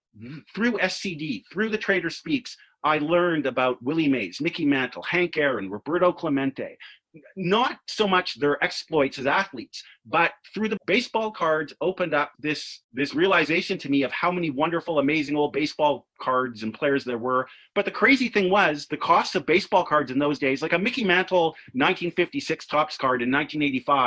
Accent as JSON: {"language": "English", "town": "Vancouver", "region": "British Columbia", "country": "Canada", "tie": "born or raised there", "said": "born and raised in Vancouver"}